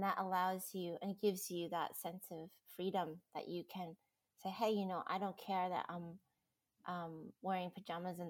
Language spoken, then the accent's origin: English; United States; now in Australia; I am American, living in Australia, and now Australian